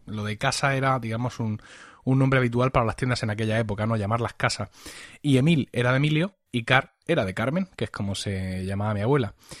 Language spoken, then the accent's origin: Spanish; Blanca, Region of Murcia, Spain; en mi pueblo, en, en Blanca, un pequeño pueblo de, de la región de Murcia